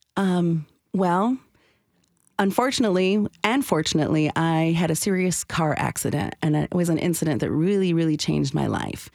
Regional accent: Michigan, United States; now in Nashville, United States; I was born and raised in Michigan

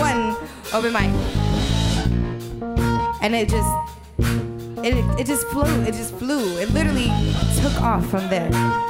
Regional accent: Indianapolis, Indiana, United States; Shout out to Indy, my hometown.

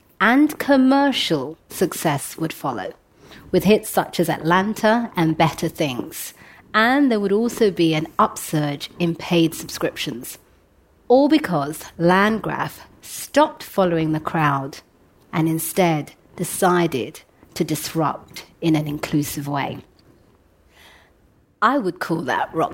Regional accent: London, United Kingdom; I grew up in London as the daughter of African immigrants

